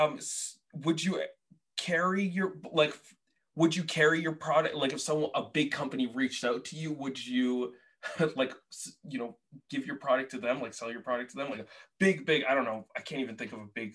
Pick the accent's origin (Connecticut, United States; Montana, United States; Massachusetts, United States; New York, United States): Massachusetts, United States; Boston; moved away as an adult; also born or lived in Portland; I grew up in Boston, lived in Portland, now I live here